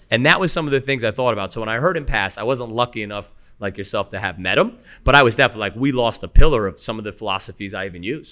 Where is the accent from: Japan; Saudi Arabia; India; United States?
United States; New York; as a New Yorker